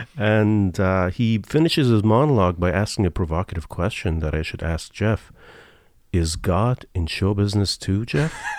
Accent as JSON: {"language": "English", "country": "Iran", "moved": "yes", "said": "I'm from Iran"}